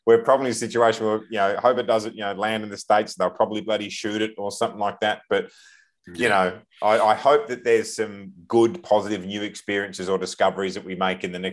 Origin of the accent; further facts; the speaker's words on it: Australia; we're Aussie